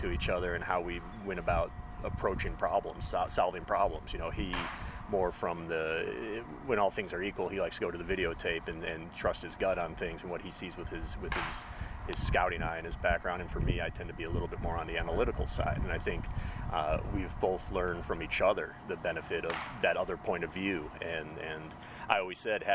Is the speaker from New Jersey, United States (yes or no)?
no; Chicago, Illinois, United States; I grew up in Chicago